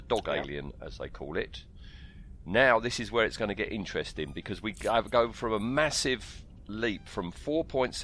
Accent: United Kingdom; we are quintessentially British

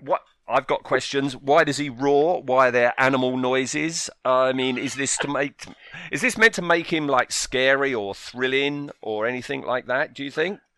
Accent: United Kingdom; I live in the U K, I have all my life.

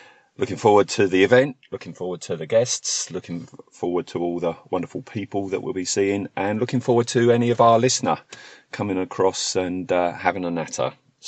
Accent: United Kingdom; Because we're British and to begin with, and also, yeah, we're nattering at the front of the hall.

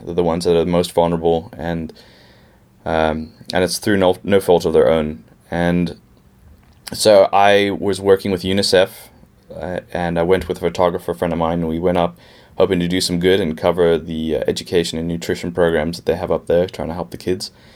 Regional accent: Pittsburgh, Pennsylvania, United States; now in Cape Town, South Africa; I'm actually from Pittsburgh and came down here in 2001 um, with my parents

